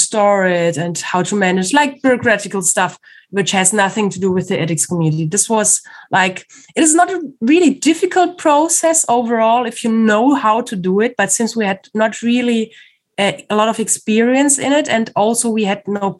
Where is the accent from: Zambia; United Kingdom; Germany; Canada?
Germany; moved away as an adult; also born or lived in Campinas, São Paulo, Brazil; I'm from Germany. I'm a German psychologist